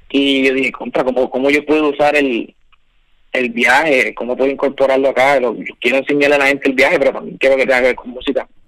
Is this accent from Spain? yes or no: yes; Valladolid, Castile and León, Spain; now in Miami, United States; yo soy, dice que soy de Miami, pero yo, me estoy en Miami, pero yo soy de Valladolid natural.